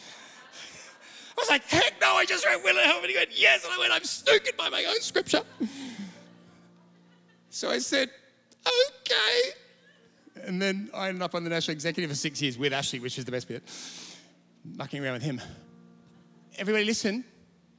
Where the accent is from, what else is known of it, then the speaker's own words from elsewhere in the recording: Sydney, New South Wales, Australia; moved away as an adult; now in Perth, Australia; I'm from Sydney originally, less Sydney, I was about 30. I'm in Perth